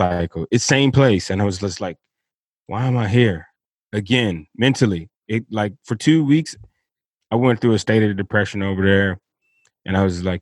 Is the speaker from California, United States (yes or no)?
no; Miami, Florida, United States; moved away as an adult; I grew up in Dade County, down there in Miami, Florida